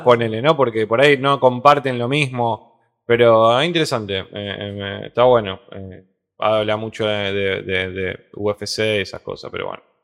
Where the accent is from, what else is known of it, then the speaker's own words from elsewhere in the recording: Argentina; soy argentino